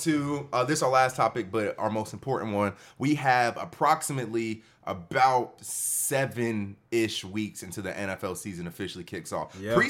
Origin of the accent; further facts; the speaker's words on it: Cleveland, Ohio, United States; I'm from Cleveland, Ohio. I've been to Akron, Ohio 1,000 times.